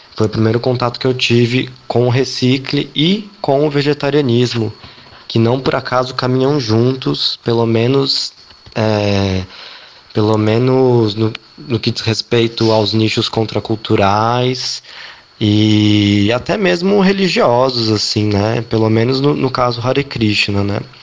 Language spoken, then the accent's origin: Portuguese; São Paulo, Brazil; moved away; eu sou de São Paulo, ou eu era de São Paulo, né? É, eu cresci na Zona Oeste, na Vila Madalena